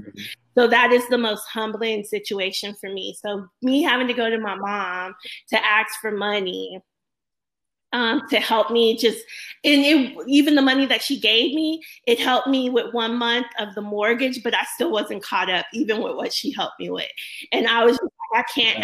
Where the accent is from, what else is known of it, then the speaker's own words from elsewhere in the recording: Corpus Christi, Texas, United States; also born or lived in Houston; I grew up in Corpus Christi, Texas